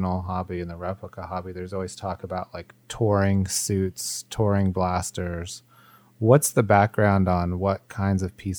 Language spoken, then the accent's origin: English; United States; being American